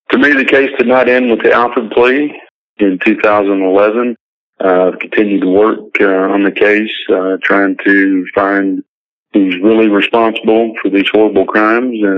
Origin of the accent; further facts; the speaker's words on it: Perryville, Arkansas, United States; Perryville, my, my hometown